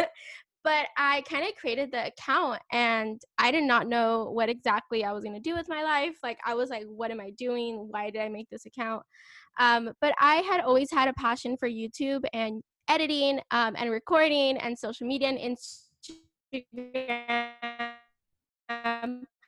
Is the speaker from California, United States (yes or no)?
yes; California, United States; I'm from California.